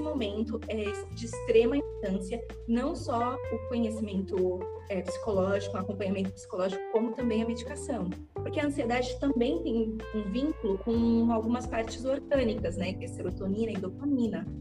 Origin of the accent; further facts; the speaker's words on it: Guarulhos, São Paulo, Brazil; eu sou daqui de Guarulhos e eu tenho 26 anos